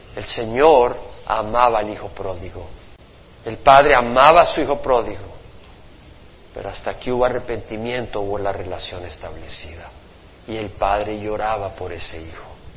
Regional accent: El Salvador; toda la religiosidad de mi país

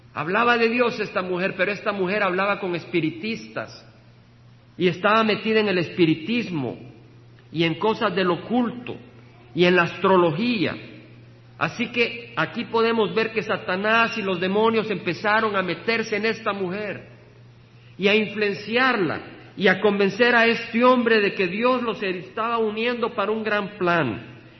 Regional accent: El Salvador; moved away as an adult; Recuerdo dejar el país que amo, El Salvador. Estudié ingeniería con el deseo de ministrar y servir en la tecnología de mi país

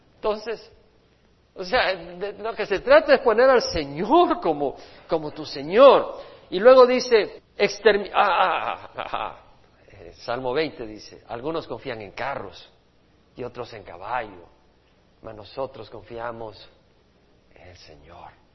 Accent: El Salvador; moved away; Allá en mi país, en El Salvador, donde nací

